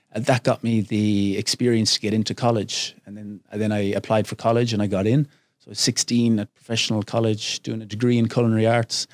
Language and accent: English; Glenamaddy, Connacht, Ireland; moved away as an adult; also born or lived in England / United States / China / Thailand; now in Phuket, Thailand; I grew up on a little farm, uh, way out in the west of Ireland, a small little village, a thousand people, Glennamadee